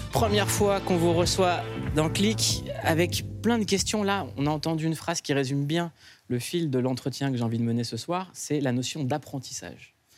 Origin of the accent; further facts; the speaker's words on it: Noisy-le-Sec, Île-de-France, France; je viens de Noisy-le-Sec